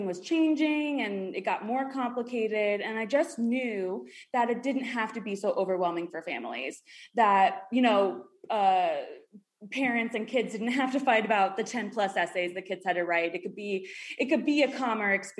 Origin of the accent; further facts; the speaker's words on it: New York, United States; moved away as an adult; also born or lived in Miami; So I'm from New York originally, and then I went down south to the University of Miami